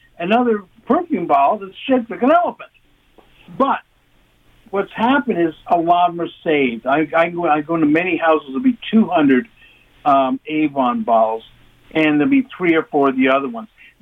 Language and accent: English; London, Ontario, Canada; now in Toronto, Canada; I grew up in London.